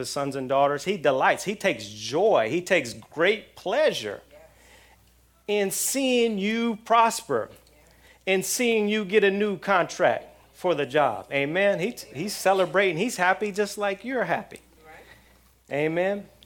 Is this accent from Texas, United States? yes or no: no; outside of L.A., Southern California, United States; now in South Florida, United States; I'm in South Florida now, but I grew up in Southern California. And living in Southern California, living outside of L.A.